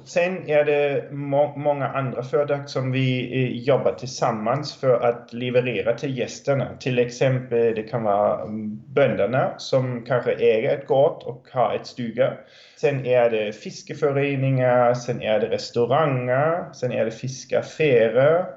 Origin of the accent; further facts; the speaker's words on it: Germany; now in Tranås, Sweden; jag är från Tyskland